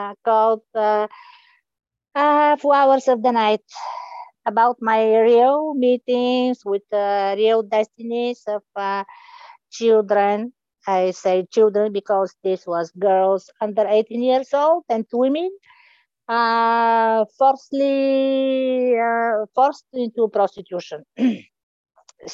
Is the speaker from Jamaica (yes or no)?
no; Bulgaria; also born or lived in Chicago; Originally, I'm from Bulgaria